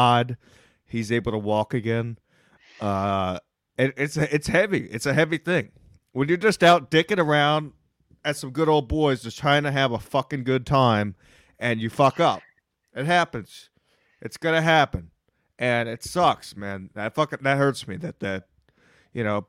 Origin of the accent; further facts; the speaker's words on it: Texas, United States; I'm from Texas